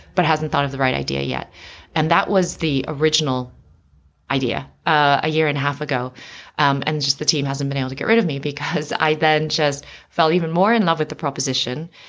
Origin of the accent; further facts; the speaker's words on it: United States; moved away as an adult; now in London, United Kingdom; I was born and raised in America